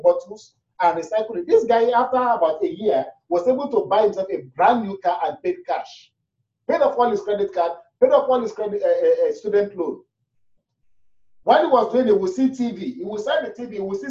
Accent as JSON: {"language": "English", "country": "Nigeria", "moved": "as an adult", "lives_now": "Toronto, Canada", "said": "we're new from Nigeria"}